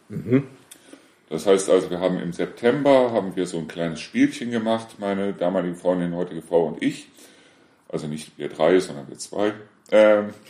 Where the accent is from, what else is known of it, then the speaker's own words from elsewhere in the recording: Neuss, North Rhine-Westphalia, Germany; now in Deißel, Germany; Nee, aber äh, ich komme ja ursprünglich aus Neuss und aus Neuss sind wir ja weggezogen, weil mein Sohn verstorben ist.